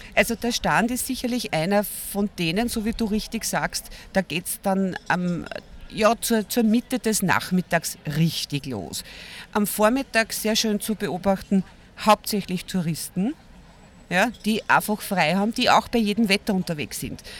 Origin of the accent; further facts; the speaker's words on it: Vienna, Austria; ich bin aus Wien